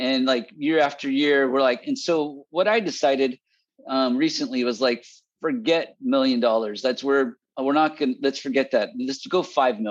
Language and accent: English; Bay Area, California, United States; moved away as an adult; also born or lived in Fresno, California; I'm from the Bay Area. I came down to go to Fresno State.